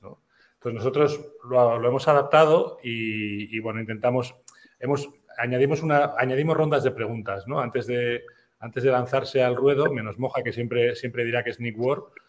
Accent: San Sebastián, Basque Country, Spain; Yo, yo soy de Donosti

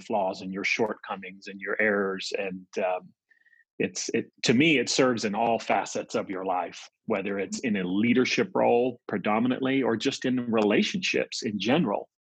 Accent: New York, United States; moved away; also born or lived in central United States; I'm from New York originally, just grew up on the East Coast and then lived in the central part of the States. My family moved

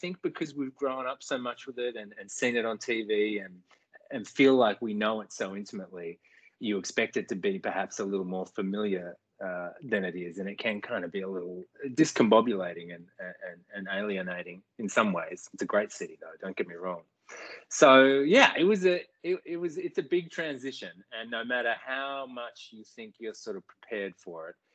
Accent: Australia; now in United States; actually just home in Australia for a couple of mont

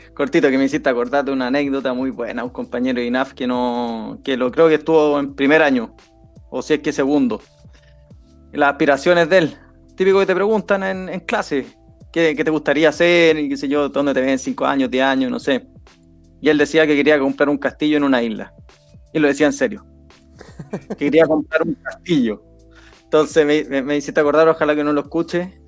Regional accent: Chile; somos los mismos chilenos

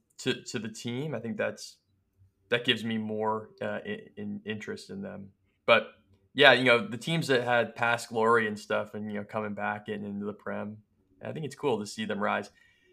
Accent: United States; And I think now we're American, so we don't really feel it on the ground

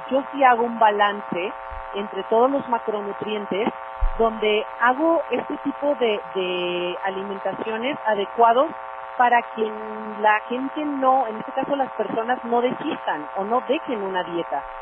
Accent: Mexico; Ahora, ¿cuál es el mayor error? es que todos, y como buenos mexicanos, nos vamos a los excesos.

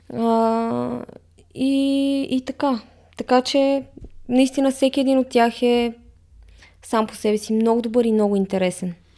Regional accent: Bulgaria; ние сме българи

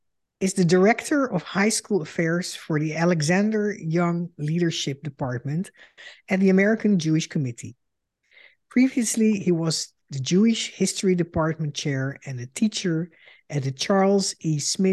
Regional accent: Netherlands; moved away as an adult; now in United States; I am a Dutch Jew and a daughter of Holocaust survivors. In 2006, I emigrated to the United States because of the rising anti-Semitism in Europe.

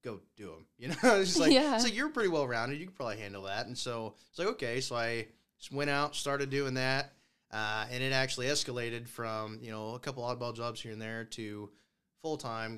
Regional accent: Scott City, Kansas, United States; now in Goodland, United States; I'm originally from Scott City.

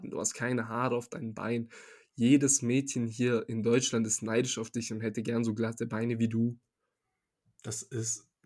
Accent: Serbia; now in Germany; ich komme ja aus Serbien jetzt nicht aus so einer ha Hauptstadt wie Belgrad oder so einer generell großen Stadt

